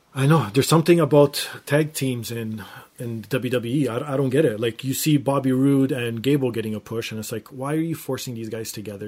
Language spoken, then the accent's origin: English; Toronto, Ontario, Canada; my hometown of Toronto